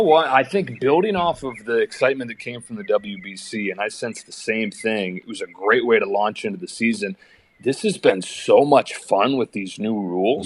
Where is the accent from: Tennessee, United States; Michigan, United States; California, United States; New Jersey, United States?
Michigan, United States; moved away; I grew up in Michigan